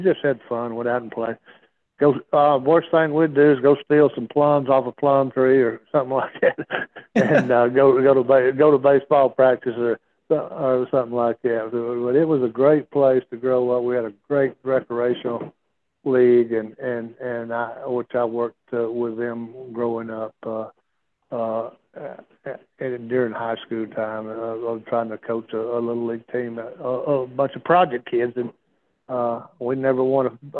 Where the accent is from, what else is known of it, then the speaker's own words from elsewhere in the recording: Gadsden, Alabama, United States; Well, our little town was a booming town back in the 50s, 60s, we had a Goodyear plant. We had a steel plant.